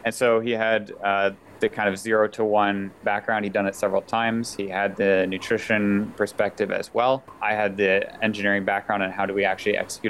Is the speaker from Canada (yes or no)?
yes; Canada; also born or lived in United States; So personally, my background, I'm Canadian and American, and I'm an industrial engineer.